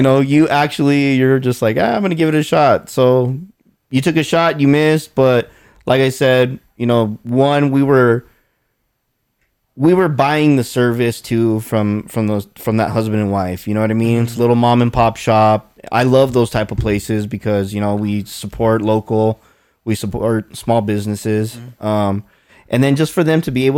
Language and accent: English; New Mexico, United States; We're from New Mexico. We're known for fucking green chili